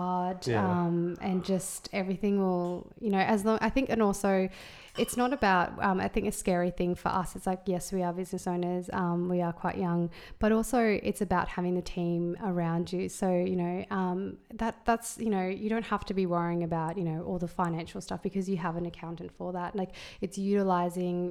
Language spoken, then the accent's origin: English; Brisbane, Queensland, Australia; moved away as an adult; now in New Brighton, Australia; I grew up in Brisbane.